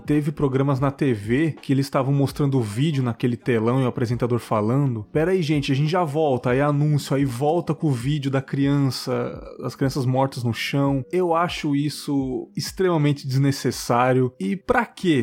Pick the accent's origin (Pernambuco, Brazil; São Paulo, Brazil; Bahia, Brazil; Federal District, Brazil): São Paulo, Brazil; moved away; apesar de não morar mais em São Paulo, eu assisto, né? O SPTV, que é a minha cidade natal.